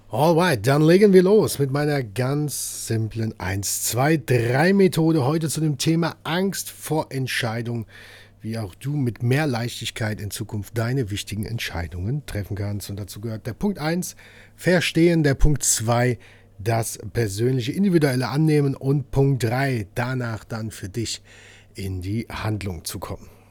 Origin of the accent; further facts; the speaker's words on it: Hesse, Germany; Bei uns Hessen